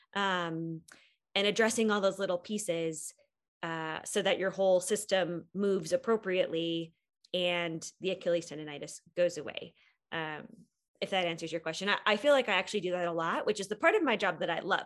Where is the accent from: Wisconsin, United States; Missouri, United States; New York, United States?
Wisconsin, United States; moved away as an adult; now in Boulder, United States; I grew up in Wisconsin and went to school in Wisconsin, but moved to Colorado after I graduated from PT school